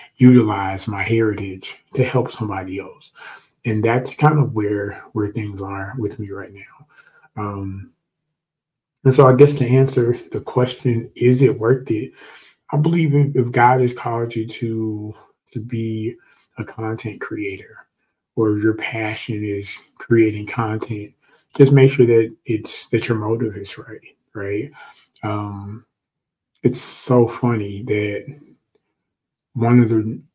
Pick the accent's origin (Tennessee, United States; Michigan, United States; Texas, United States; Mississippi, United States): Tennessee, United States; Memphis; moved away as an adult; back home in Memphis